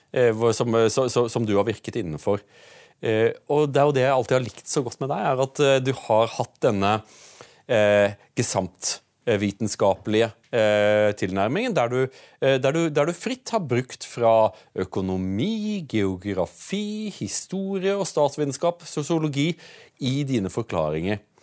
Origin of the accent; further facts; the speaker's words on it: Utsira, Rogaland, Norway; Jeg kommer jo fra Utsira